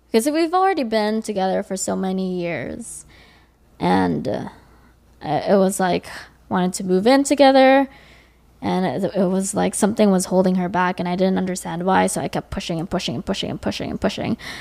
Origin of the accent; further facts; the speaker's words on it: Los Angeles, California, United States; I am an L A native.